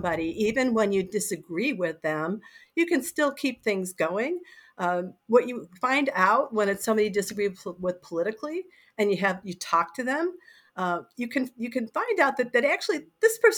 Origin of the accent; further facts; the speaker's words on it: Rochester, New York, United States; moved away as an adult; also born or lived in Chicago / Madison, Wisconsin / Sacramento, California / San Francisco, California; now in Fairfax, Virginia, United States; I grew up in Rochester, New York until I was 18